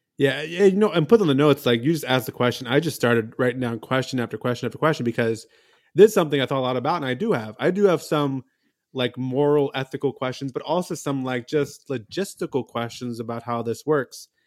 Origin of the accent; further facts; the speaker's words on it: Baltimore, Maryland, United States; moved away as an adult; now in Georgia, United States; I'm from Baltimore